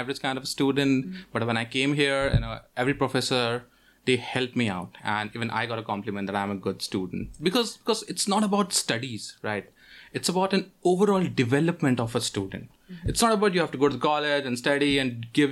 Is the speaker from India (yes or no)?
yes; New Delhi, Delhi, India; moved away as an adult; now in Sault Ste. Marie, Canada; I'm from India